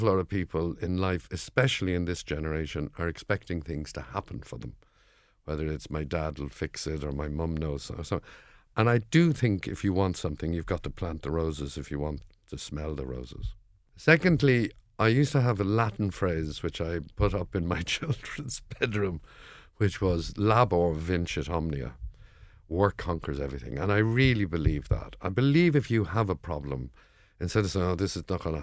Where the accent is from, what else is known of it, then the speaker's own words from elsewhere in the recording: Dublin, Leinster, Ireland; accent: Dublin; my Dublin accent